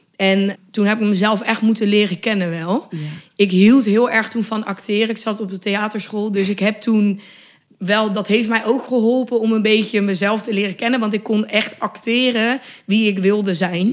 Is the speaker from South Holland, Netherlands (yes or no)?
yes; Westland, 's-Gravenzande, South Holland, Netherlands; ik ben opgegroeid in het Westland. Dus dat was ook echt in Quinshul